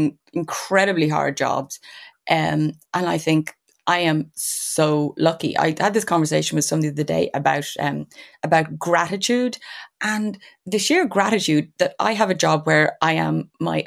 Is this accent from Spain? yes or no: no; Dublin, Leinster, Ireland; I grew up in Dundrum